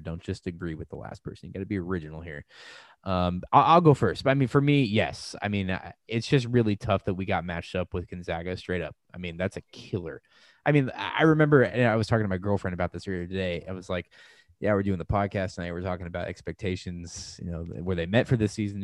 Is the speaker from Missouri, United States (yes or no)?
yes; St. Louis, Missouri, United States; moved away; I'm also from Saint Louis